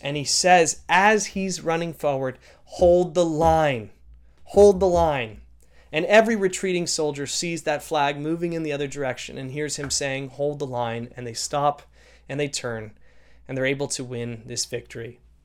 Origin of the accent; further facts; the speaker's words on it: Canada; being a Canadian citizen